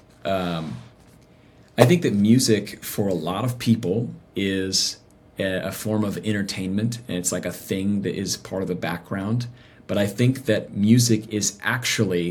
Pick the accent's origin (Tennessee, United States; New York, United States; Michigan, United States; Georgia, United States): Tennessee, United States; Nashville; I grew up in Nashville actually. So, I grew up in Music City